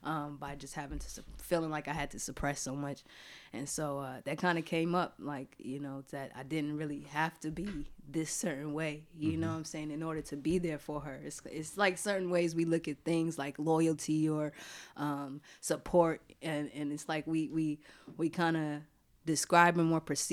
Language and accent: English; Georgia, United States; Yo, you know the different thing about Georgia and New York was everything was so far.